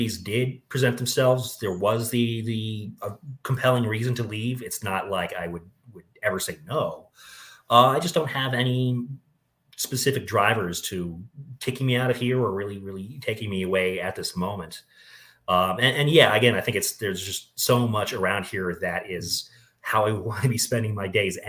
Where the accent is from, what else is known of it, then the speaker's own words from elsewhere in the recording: Boulder, Colorado, United States; I was born in Boulder, Colorado, went to school here